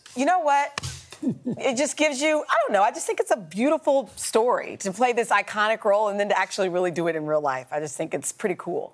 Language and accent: English; Kansas, United States; I'm from Kansas